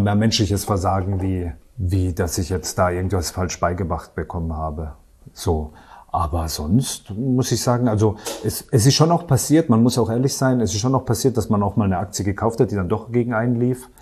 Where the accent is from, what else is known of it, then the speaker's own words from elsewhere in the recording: Karlsruhe, Baden-Württemberg, Germany; Ich komme aus dem Badischen, also Raum Karlsruhe, da komme ich her.